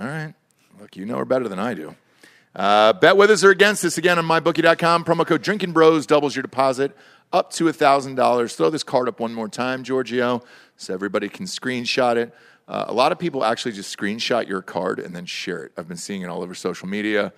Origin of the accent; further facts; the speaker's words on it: Georgia, United States; moved away; I'm from Georgia originally